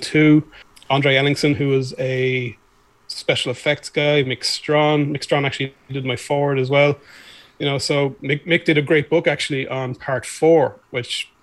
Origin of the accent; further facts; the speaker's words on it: Ireland; I'm a writer from Ireland, film historian.